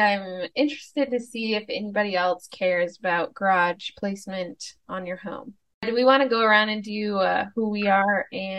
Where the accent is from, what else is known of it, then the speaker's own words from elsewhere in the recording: Mason, Michigan, United States; moved away; also born or lived in California; I grew up in Mason, Michigan, but I was born in California, and I am a Californian, just like Marissa and Leah.